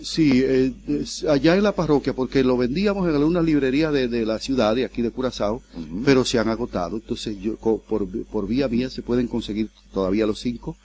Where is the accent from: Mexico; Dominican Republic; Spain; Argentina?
Dominican Republic; El Seibo; now in Curaçao; yo soy dominicano, yo nací en la República Dominicana y en una, en una región cercana a la parte de San Pedro de Macorís. Yo soy de la provincia del Ceibo